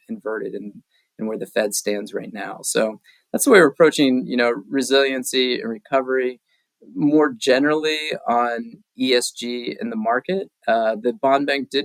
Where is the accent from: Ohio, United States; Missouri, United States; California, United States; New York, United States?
Ohio, United States; moved away as an adult; now in Vermont, United States; I've been in Vermont 6 years. I went to college here, but I am from Ohio originally